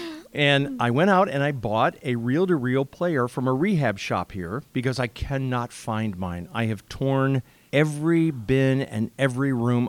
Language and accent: English; Rockford, Illinois, United States; northern Illinois, like 10 miles from the Wisconsin border. He goes, tell me the city you're from. And I said, Rockford.